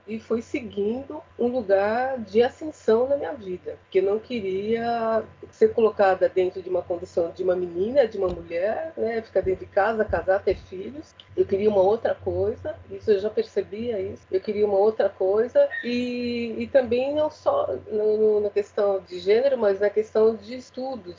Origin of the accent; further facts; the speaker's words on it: São Paulo, Brazil; eu sou paulistana, sempre morei na Zona Leste